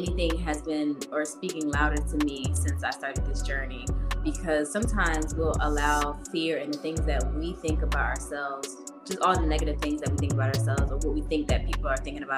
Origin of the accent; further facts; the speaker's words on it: Hightstown, New Jersey, United States; moved away as an adult; also born or lived in Trenton, New Jersey / Pennsylvania; now in Virginia, United States; I was raised in Hightstown, which is like the Princeton area